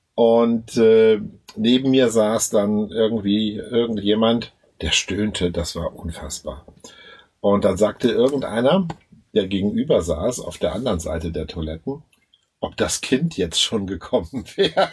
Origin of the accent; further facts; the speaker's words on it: Germany; bei uns in Deutschland